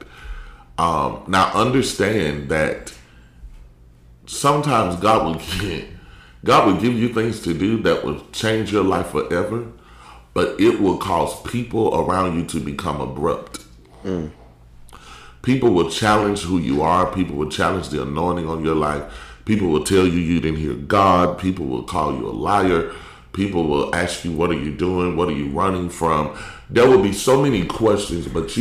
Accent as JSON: {"language": "English", "town": "Columbus", "region": "Mississippi", "country": "United States", "tie": "born or raised there", "also_born_or_lived": "Ohio", "moved": "as an adult", "lives_now": "Virginia, United States", "said": "But it's a city called Columbus, Mississippi. I was born and raised there. Been there my whole life."}